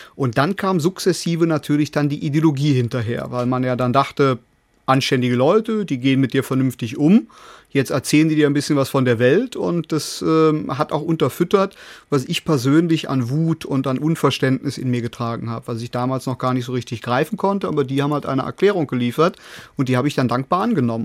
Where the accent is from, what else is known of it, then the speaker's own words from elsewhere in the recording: Cologne, North Rhine-Westphalia, Germany; bei uns in Köln am Rhein